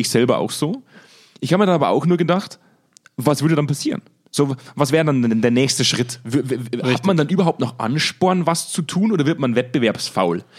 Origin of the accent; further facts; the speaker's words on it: Germany; als Deutscher